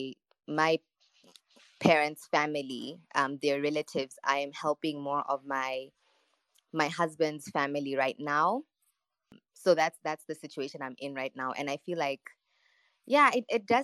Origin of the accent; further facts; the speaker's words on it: Botswana; I grew up in Botswana with my parents.